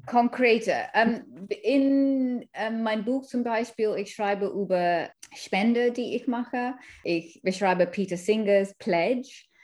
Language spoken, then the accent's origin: German; Kenya; German is a second language; also born or lived in India / London, United Kingdom; now in Germany; Ich komme aus einer indischen Familie, ich bin in Kenia aufgewachsen